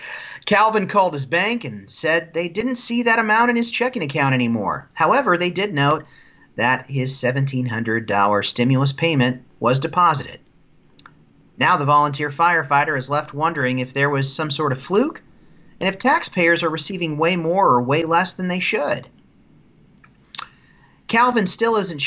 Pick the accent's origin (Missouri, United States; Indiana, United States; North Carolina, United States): Indiana, United States; I'm from Indiana.